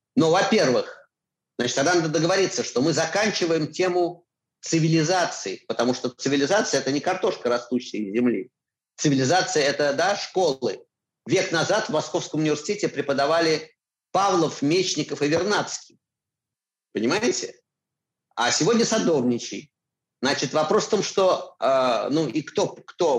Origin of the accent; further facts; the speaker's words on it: Moscow, Russia; moved away as an adult; я москвич, вот есть мои чистые пруды